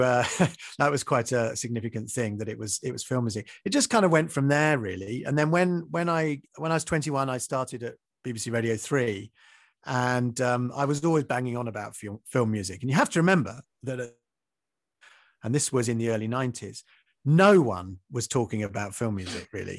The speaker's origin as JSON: {"language": "English", "town": "Maidstone", "region": "South East England", "country": "United Kingdom", "tie": "born or raised there", "said": "in Maidstone, which is where I grew up in Kent"}